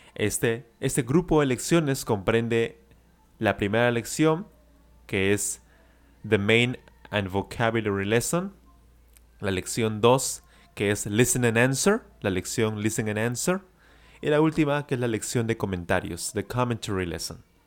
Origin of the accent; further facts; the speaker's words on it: Peru; yo soy de Perú